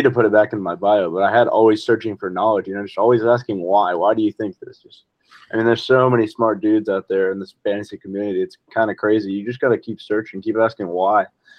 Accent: Texas, United States; Yeah, I'm born and raised in Texas, proud Texan.

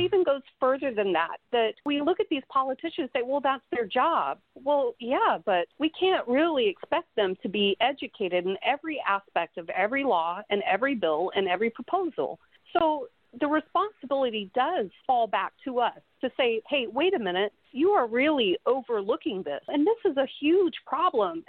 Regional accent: Mississippi, United States; I am from Mississippi

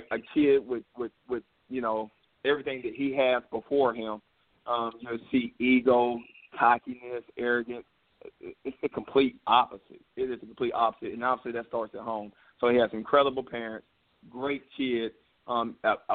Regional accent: Greenville, South Carolina, United States; I've been born and raised in Greenville, South Carolina

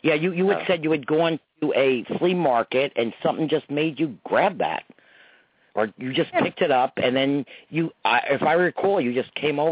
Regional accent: Croton, New York, United States; at the Summerfest in my hometown, Croton Nuts in New York

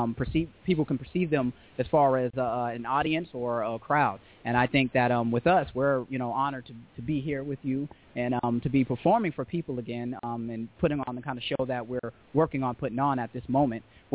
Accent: Los Angeles, California, United States; also born or lived in Boston, Massachusetts; We was born in Boston, Massachusetts, raised out here in Los Angeles, South Central

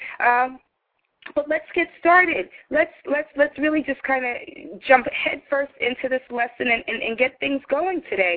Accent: New York City, New York, United States; I grew up in New York City with very socially active parents

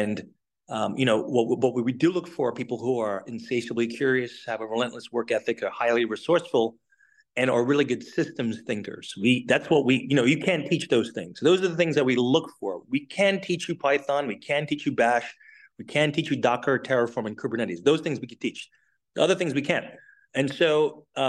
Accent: St. Lucia; now in United States; I'm originally from the Caribbean, from St. Lucia

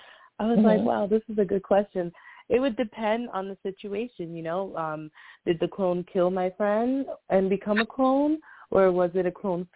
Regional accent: New York City, New York, United States; I'm an artist from the Bronx.

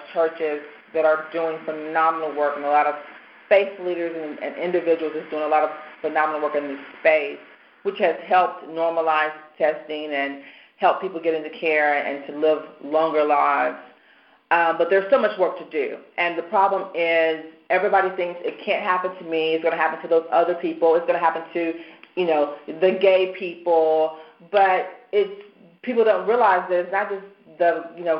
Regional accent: Nashville, Tennessee, United States; moved away as an adult; also born or lived in Charlotte; now in Baltimore, United States; being from Nashville

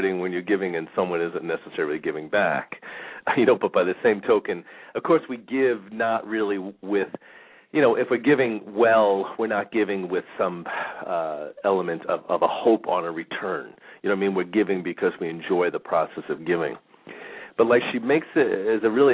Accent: New York, United States; now in Phoenix, United States; We grew up in New York

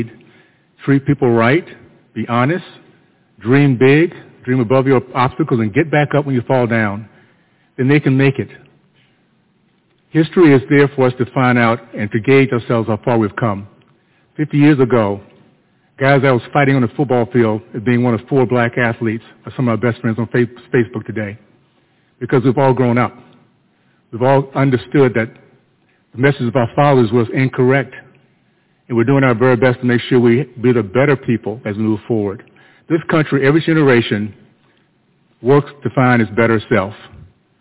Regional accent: Tallahassee, Florida, United States; I grew up in Tallahassee, Florida

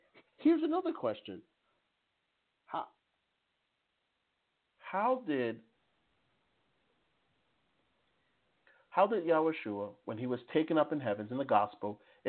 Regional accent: New Jersey, United States; I'm originally from New Jersey

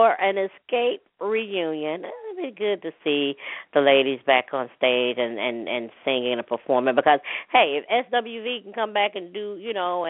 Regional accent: Hattiesburg, Mississippi, United States; my hometown, city of Hattiesburg, Mississippi

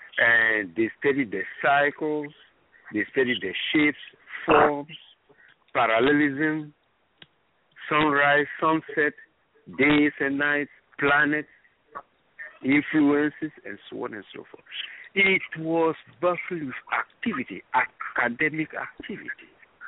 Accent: Ghana; also born or lived in Gabon / Cameroon; I am originally from Ghana. I never heard the word astrology, maybe because I was too sick even to hear the word astrology, I don't know.

